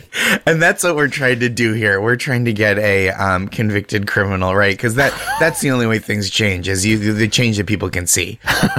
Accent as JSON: {"language": "English", "town": "Boston", "region": "Massachusetts", "country": "United States", "said": "I'm from Boston"}